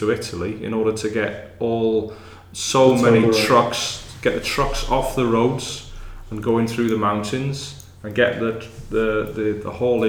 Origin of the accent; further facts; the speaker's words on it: Wrexham, Wales, United Kingdom; I'm from Wrexham, yeah.